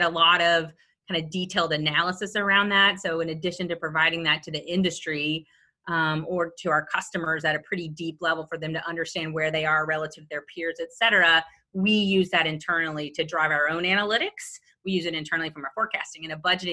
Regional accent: Little Rock, Arkansas, United States; moved away as an adult; now in Jacksonville, United States; I actually moved from my hometown of Little Rock, Arkansas

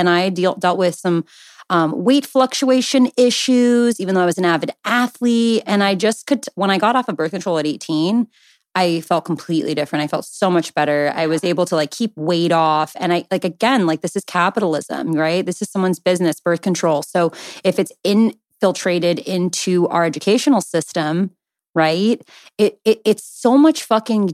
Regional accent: Southern California, United States; born and raised in Southern California

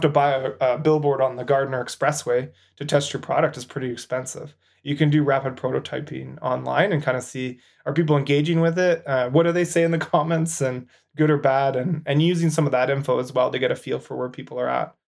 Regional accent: Canada; As a Canadian

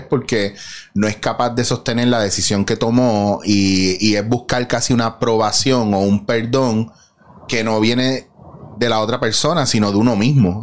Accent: Puerto Rico; en nuestra cultura como puertorriqueños

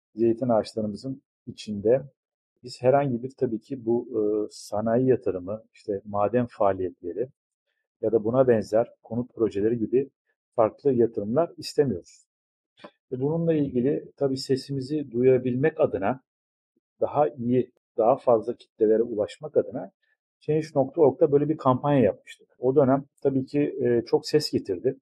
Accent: Ayvalık, Balıkesir, Turkey; burada Ayvalık'ta tüm aileler için, aslında burada yaşayanlar için zeytin ağacı farklı bir değerdir.

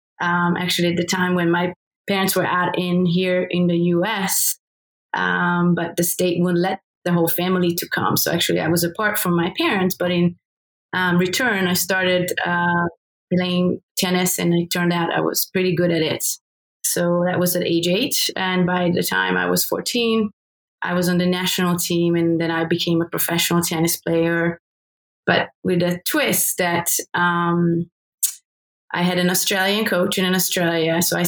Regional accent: Hungary; So I grew up in Hungary, still under state socialism

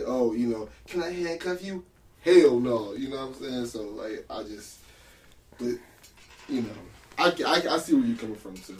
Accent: San Diego, California, United States; we're from San Diego

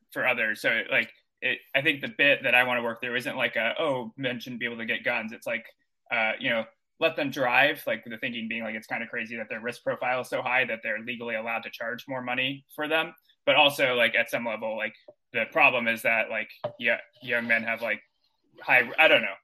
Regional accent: Texas, United States; also born or lived in Missouri; now in New York City, United States; I'm from Texas originally. I went to school in Missouri

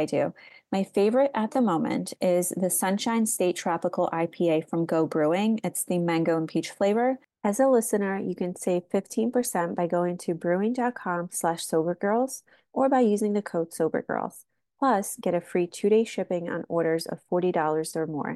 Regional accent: Slovakia; moved away; I grew up in Slovakia. We didn't grow up with much

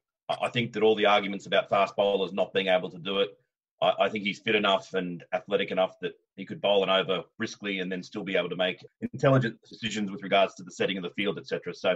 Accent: Australia; As an Australian

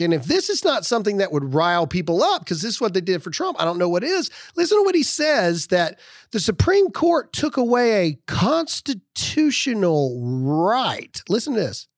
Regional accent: Mississippi, United States; born and raised in Mississippi, and I'm a proud Mississippian

